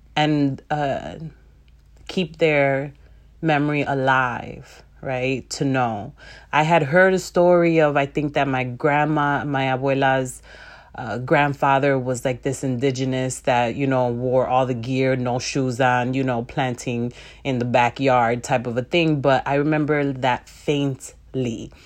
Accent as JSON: {"language": "English", "town": "Chicago", "region": "Illinois", "country": "United States", "tie": "born or raised there", "said": "I was born and raised in Chicago"}